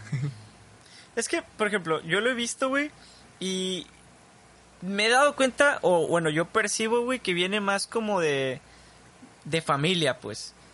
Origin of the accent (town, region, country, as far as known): Mexico